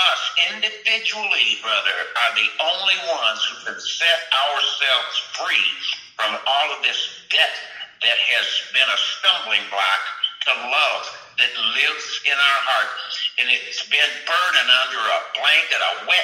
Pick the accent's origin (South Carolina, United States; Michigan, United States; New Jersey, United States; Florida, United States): Michigan, United States; I'm from Michigan